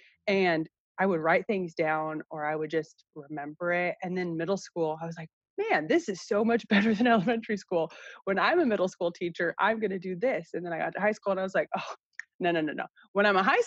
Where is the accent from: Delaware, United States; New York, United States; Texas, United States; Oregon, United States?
Oregon, United States; Gresham; also born or lived in Salem, Oregon; I grew up in Gresham